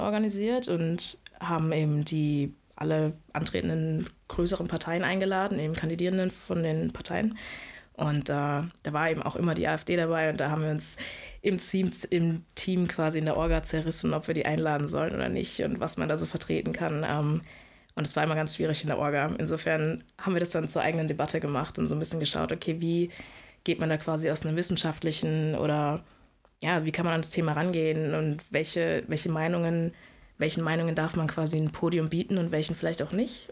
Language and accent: German; Karlsruhe, Baden-Württemberg, Germany; moved away as an adult; now in Lübeck, Germany; ich komme eigentlich aus Karlsruhe, insofern bin jetzt im Norden gelandet